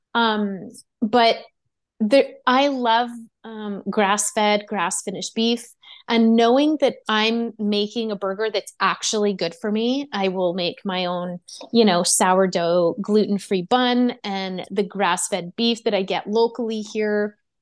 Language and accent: English; Quebec, Canada; I'm from Quebec